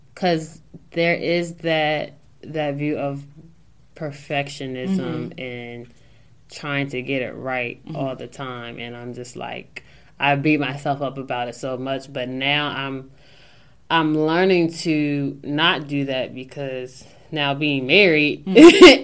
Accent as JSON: {"language": "English", "town": "Newark", "region": "Delaware", "country": "United States", "said": "I'm this girl from Newark, Delaware."}